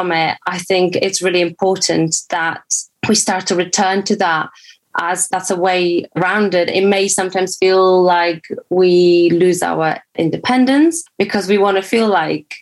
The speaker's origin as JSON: {"language": "English", "country": "Poland", "tie": "born or raised there", "moved": "yes", "said": "I grew up in Poland"}